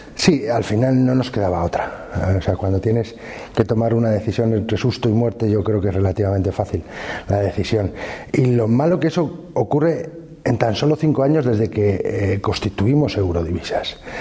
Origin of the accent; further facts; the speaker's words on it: Fuentes de Oñoro, Castile and León, Spain; also born or lived in Salamanca / United States / Madrid / Brussels; dejé mi pueblo con nueve años